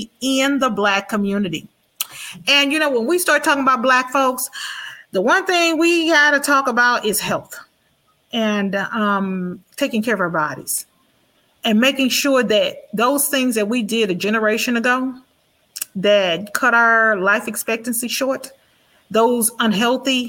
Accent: Houston, Texas, United States; I grew up in Fifth Ward Kelly Court Projects

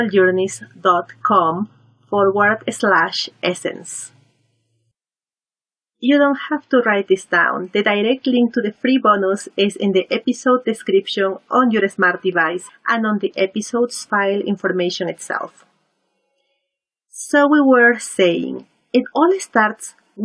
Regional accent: Lima, Peru; moved away as an adult; now in Vancouver, Canada; I was born and raised in Peru, in Lima

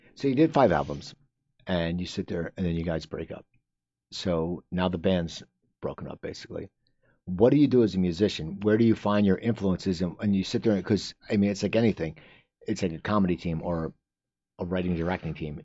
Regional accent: New Jersey, United States; I'm from New Jersey.

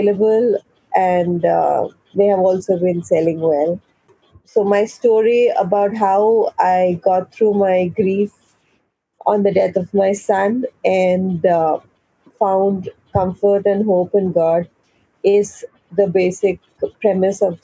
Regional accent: New Delhi, Delhi, India; I'm from New Delhi, India.

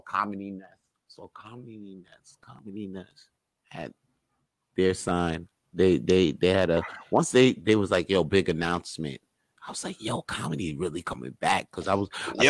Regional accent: New York, United States; I'm from New York

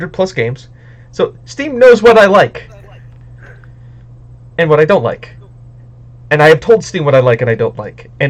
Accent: United States; I'm an American

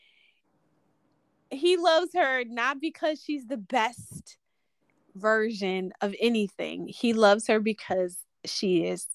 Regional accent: United States; we're American

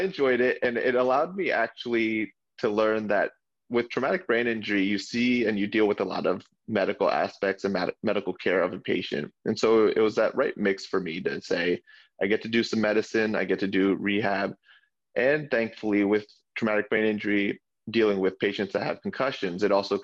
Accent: New Jersey, United States; I grew up in Jersey

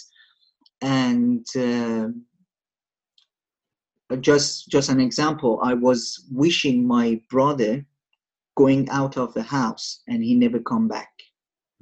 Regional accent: Shiraz, Fars, Iran; moved away; I'm from Iran, a city called Shiraz, which is a southern city.

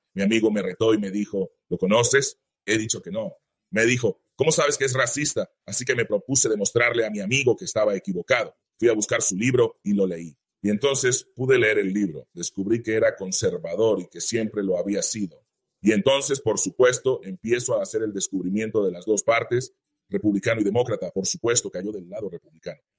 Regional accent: Greensboro, North Carolina, United States; me crié en Greensboro

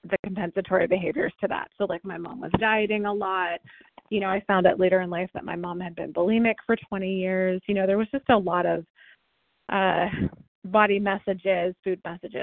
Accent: California, United States; also born or lived in Ohio; I moved to California from Ohio

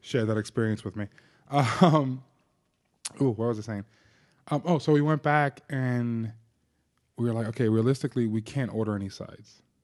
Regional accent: New Jersey, United States; growing up in New Jersey

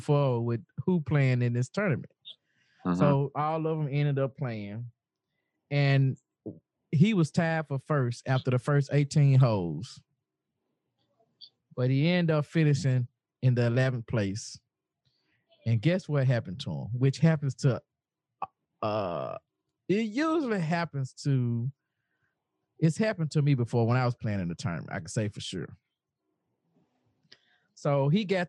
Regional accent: the South, United States; I am from the South. If I said gal, you know, this is the way I talk

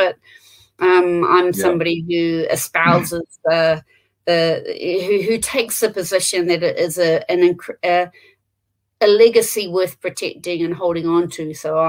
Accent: New Zealand; we're New Zealanders

